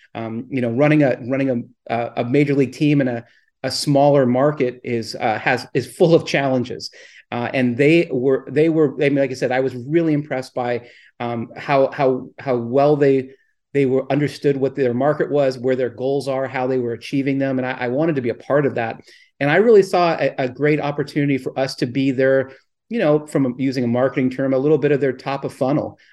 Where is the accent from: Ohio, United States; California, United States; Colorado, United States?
California, United States; Southern; I grew up in Southern California